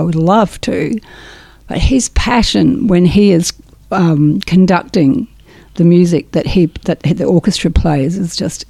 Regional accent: England, United Kingdom; I grew up in England. My mother was German

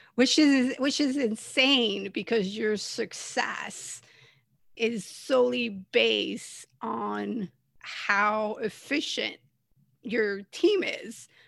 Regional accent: Canada; moved away; also born or lived in California; I'm originally from Canada

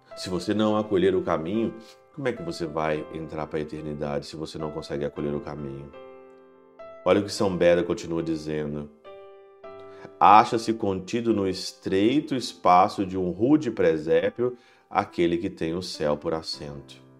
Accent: Ouro Branco, Brazil; desde quando eu era criança em Ouro Branco

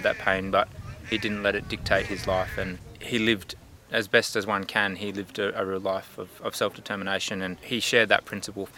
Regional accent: Alice Springs, Northern Territory, Australia; moved away as an adult; also born or lived in Castlemaine / Melbourne; I was born here in Alice Springs and grew up here

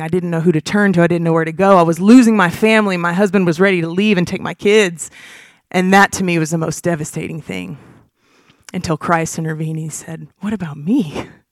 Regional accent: Huntsville, Alabama, United States; I was born and raised in Huntsville, Alabama

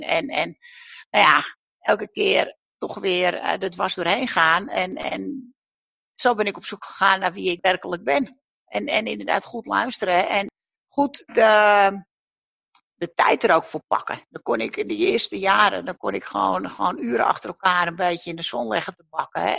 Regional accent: the mainland opposite Texel, North Holland, Netherlands; aan de vaste wal een winkel mocht komen op de plek waar ik, eh, nou ja, de buurt waar ik ben opgegroeid

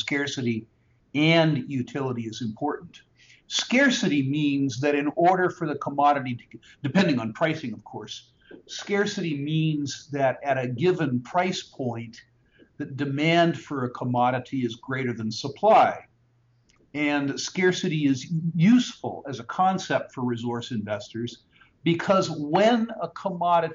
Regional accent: California, United States; when I was growing up in California

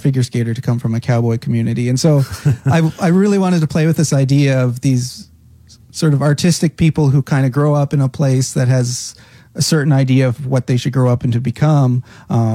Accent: Caroline, Alberta, Canada; now in Cape Breton, Canada; growing up there was wonderful. Grew up on a farm just outside the village

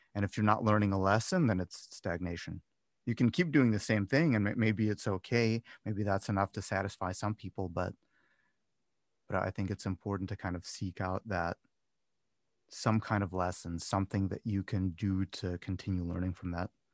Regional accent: Cleveland, Ohio, United States; moved away as an adult; also born or lived in Las Vegas; I'm from Cleveland, not originally from Cleveland, but I grew up in Cleveland.

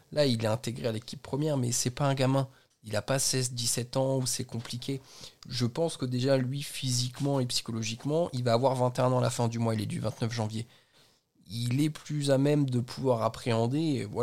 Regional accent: Flanders, Belgium; French is a second language; Bienvenue en Belgique. Je suis flamand.

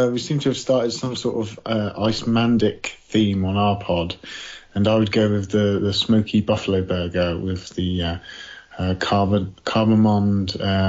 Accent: Isle of Wight, South East England, United Kingdom; I was from the Isle of Wight, wasn't I?

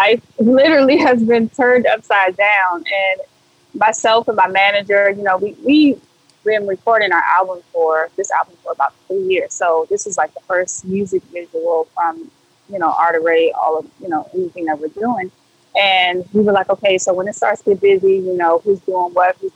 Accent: Washington, District of Columbia, United States; also born or lived in California / Turkey / Gary, Indiana; I pretty much grew up my entire life in DC

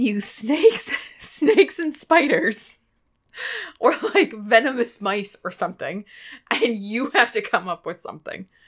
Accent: Pennsylvania, United States; I'm from Pennsylvania

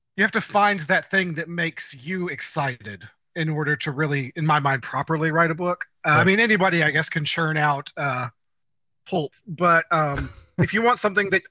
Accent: Deep South, United States; I am a American from small town nowhere in the middle of the deep south. I am a country boy because

